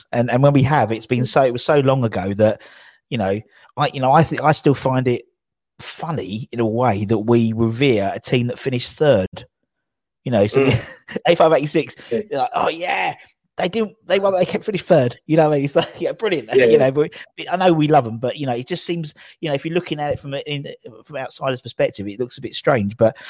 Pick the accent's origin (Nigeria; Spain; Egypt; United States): Spain; Barcelona, Catalonia; I'm from Barcelona. I know nothing.